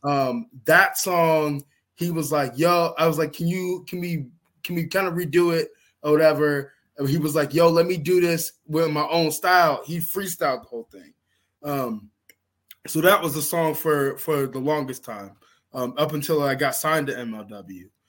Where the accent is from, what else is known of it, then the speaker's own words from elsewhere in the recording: Georgia, United States; here in my home state in Georgia